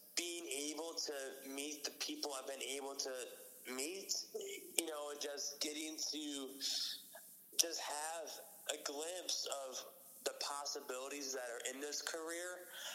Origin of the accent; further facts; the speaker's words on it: upstate New York, United States; moved away as an adult; also born or lived in Franklin, Massachusetts; now in Massachusetts, United States; I'm from upstate New York, and I go to school in Massachusetts.